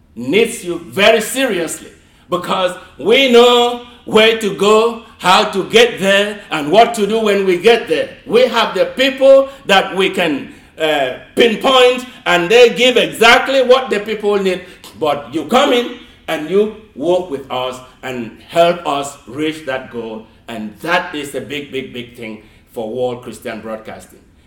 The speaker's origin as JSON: {"language": "English", "country": "Nigeria", "tie": "born or raised there", "moved": "yes", "lives_now": "United States", "said": "I grew up in Nigeria. I never ever heard of the word Kwanzaa until I came to America."}